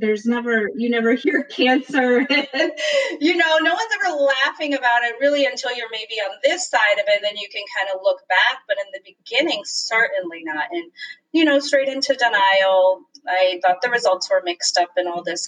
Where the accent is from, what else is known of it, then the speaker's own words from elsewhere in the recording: Michigan, United States; moved away as an adult; also born or lived in Philadelphia, Pennsylvania; now in Washington, DC, United States; So I was born and raised in Michigan. I'm a Midwesterner at heart